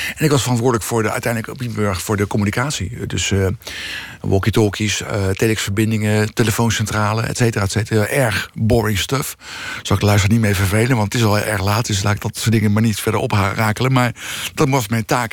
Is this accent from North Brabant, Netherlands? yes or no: no; The Hague, South Holland, Netherlands; ik ben opgegroeid in Bezuidenhout